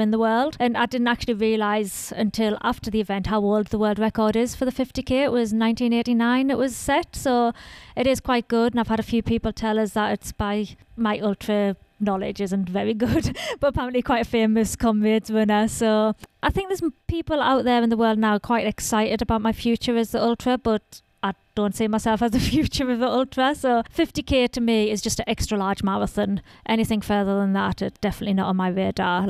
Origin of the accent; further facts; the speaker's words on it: Sunderland, North East England, United Kingdom; I'm from Sunderland in northeast of England.